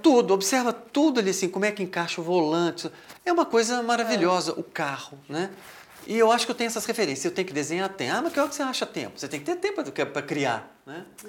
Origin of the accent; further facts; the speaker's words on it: Minas Gerais, Brazil; A gente é mineiro, a gente é um pouco meio é, desconfiado, retraído um pouco